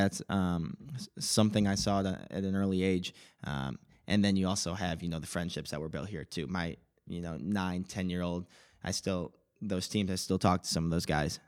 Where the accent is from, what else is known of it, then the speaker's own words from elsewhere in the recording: Palatine, Illinois, United States; I was born in Palatine, Illinois, uh, right around here.